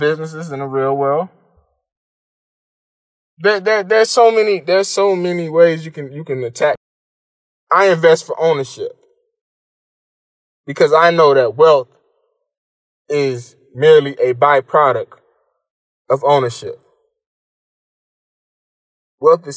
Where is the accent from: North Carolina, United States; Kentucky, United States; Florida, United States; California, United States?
Florida, United States; Miami; I moved back to my hometown of Miami